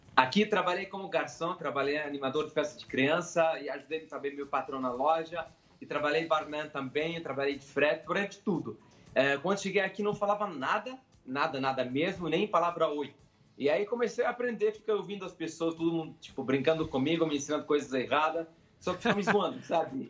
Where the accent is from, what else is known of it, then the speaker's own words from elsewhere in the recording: Syria; Portuguese is a second language; moved away as an adult; also born or lived in Ukraine; now in Brazil; eu fugi da Síria, fui para a Ucrânia